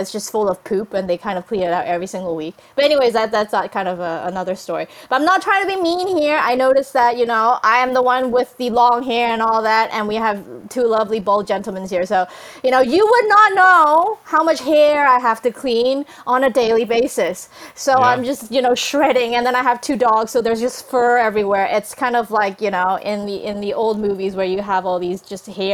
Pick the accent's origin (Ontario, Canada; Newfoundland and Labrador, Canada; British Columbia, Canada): British Columbia, Canada; Vancouver; also born or lived in Hong Kong; I grew up in Vancouver